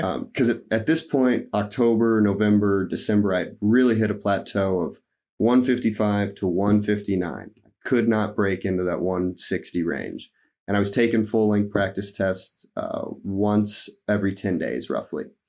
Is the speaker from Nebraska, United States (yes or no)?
yes; Nebraska, United States; I'm from Nebraska